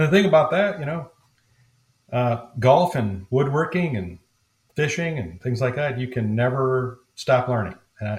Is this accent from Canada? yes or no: no; Iowa, United States; born there; now in St. Louis, United States; But originally, I was born on a farm, on the farm, but born in a farming family in Northeast Iowa.